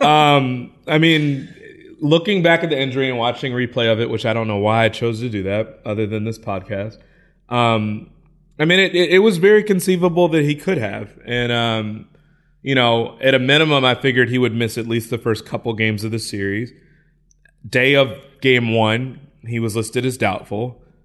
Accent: Midwest, United States; I'm from the Midwest

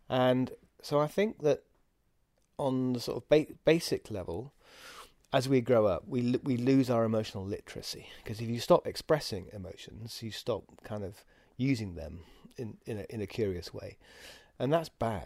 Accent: England, United Kingdom; we're English

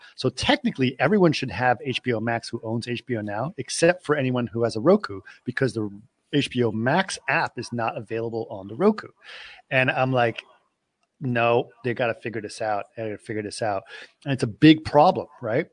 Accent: Athens, Attica, Greece; I grew up in Athens, Greece.

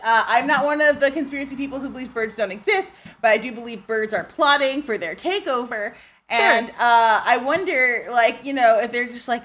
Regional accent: Ottawa, Illinois, United States; also born or lived in Hazel Crest, Illinois; I was born in Hazelcrest, which is like half an hour outside of Chicago. But I was raised in Ottawa, Illinois

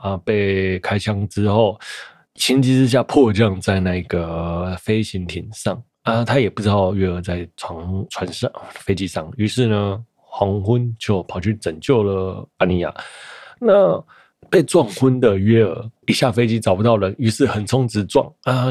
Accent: Taiwan; 毕竟身为台北人，新北人，好像没有捷运，真的是有点活不下去哦

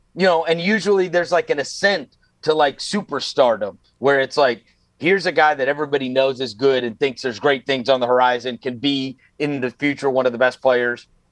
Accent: New York, United States; I grew up actually in New York

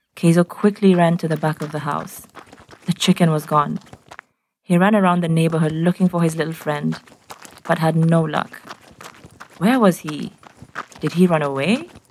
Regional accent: Nairobi, Kenya; I'm from Nairobi in Kenya

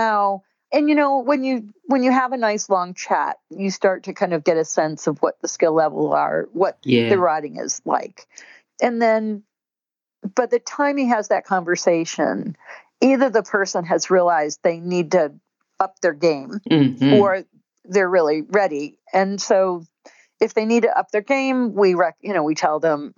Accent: United States; as an American

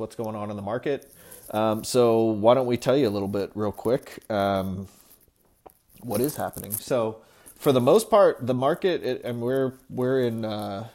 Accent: Seattle, Washington, United States; I was also born and raised here

